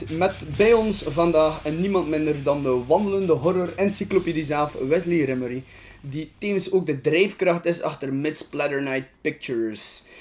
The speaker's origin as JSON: {"language": "Dutch", "town": "Oostkamp", "region": "Flanders", "country": "Belgium", "said": "bij ons in Oostkamp hadden we er ook in der tijd vier videotheken."}